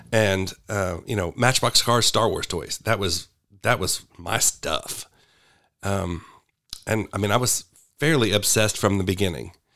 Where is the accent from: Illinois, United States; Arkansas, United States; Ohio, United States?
Arkansas, United States; Sherwood; also born or lived in Little Rock, Arkansas / Kansas; So, I was born in Little Rock. I spent my early years in Kansas, and then we moved back when I was in junior high. So, I'm pretty much a Sherwood boy.